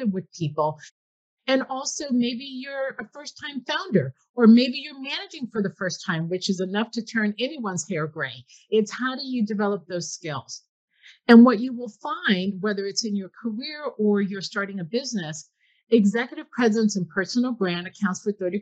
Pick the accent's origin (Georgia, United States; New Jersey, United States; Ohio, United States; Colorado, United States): New Jersey, United States; Newark; I'm from Newark, New Jersey